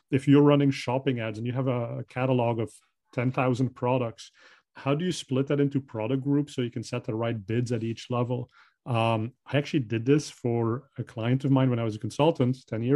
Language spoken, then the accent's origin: English; Belgium; English is a second language; moved away; I'm originally from Belgium, so I speak Dutch